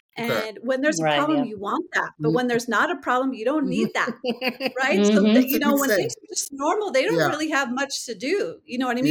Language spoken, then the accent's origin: English; San Jose, California, United States; I am a California native. So born and raised in San Jose, California.